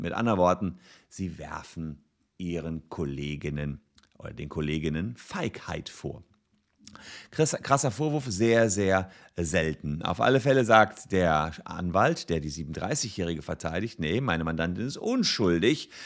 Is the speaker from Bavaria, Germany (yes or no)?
no; Gevelsberg, North Rhine-Westphalia, Germany; in meiner Heimatstadt Gefelsberg